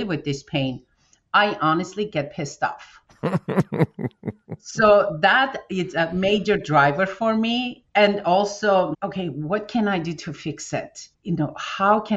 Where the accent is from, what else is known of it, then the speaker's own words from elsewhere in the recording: Armenia; moved away as an adult; When we came from Armenia in 1992 with my family, I just finished my college. So we moved here